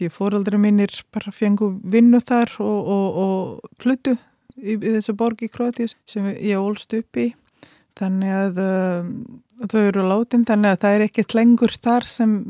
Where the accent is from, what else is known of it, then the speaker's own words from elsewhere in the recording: Croatia; Icelandic is a second language; moved away; ég kem frá uh, landi sem er ekki lengur til, sem héti Jugoslavia eins og land Suður Slava Eh, er eh, fæður uppalinn í eh, Kroatíu Kroatjumein en hef verið alltaf með annan fótinn líka í Belgrad í Serbíu